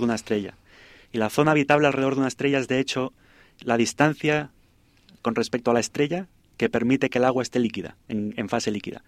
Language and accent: Spanish; Spain; moved away as an adult; also born or lived in Germany; now in California, United States; Soy español originalmente, me crié en España, estudié en España.